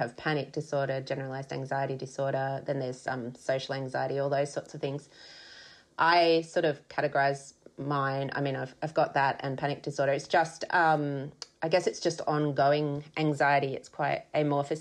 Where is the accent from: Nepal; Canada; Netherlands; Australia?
Australia; Sydney, New South Wales; moved away as an adult; also born or lived in Melbourne, Australia; now in Brisbane, Australia; I grew up in Sydney